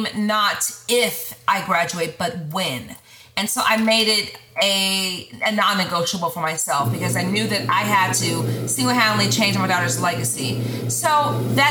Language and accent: English; Sacramento, California, United States; moved away as an adult; now in Dallas, United States; I was born and raised in California, Northern California, and in this neighborhood called Meadowview